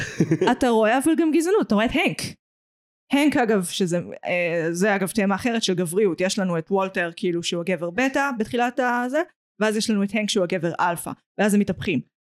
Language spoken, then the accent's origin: Hebrew; Israel; בתור ישראלית